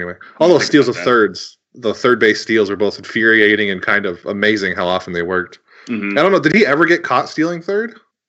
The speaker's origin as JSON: {"language": "English", "region": "New York", "country": "United States", "said": "I'm from New York"}